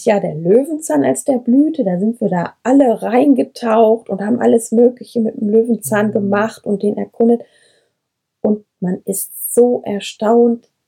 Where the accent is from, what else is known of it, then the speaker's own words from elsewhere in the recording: Brenscheid, North Rhine-Westphalia, Germany; Brenscheid, hier bin ich auch aufgewachsen und was ich halt immer liebe hier, und das schätze ich so, und das wünsche ich dem ganzen Ennepe-Ruhr-Kreis, wilde Ecken.